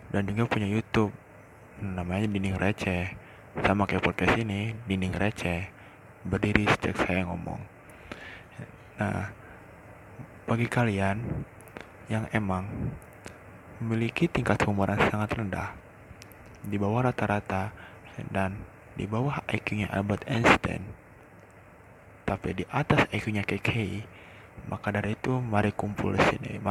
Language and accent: Indonesian; Cikampek, West Java, Indonesia; kenalin dulu nih, gua anak Cikampek. Perpisahan dari Karawang karena dari Cikampek ke Karawang cukup jauh.